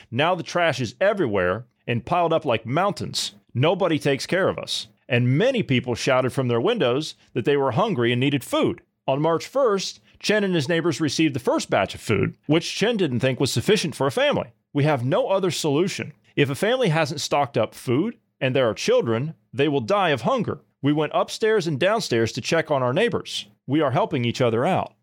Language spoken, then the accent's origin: English; United States; I'm an American, we the people guy